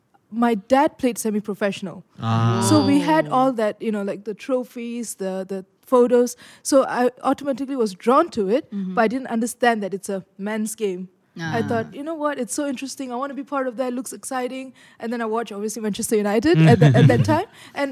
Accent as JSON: {"language": "English", "country": "Malaysia", "tie": "born or raised there", "said": "especially for younger boys growing up in Malaysia, you can go out and play street games."}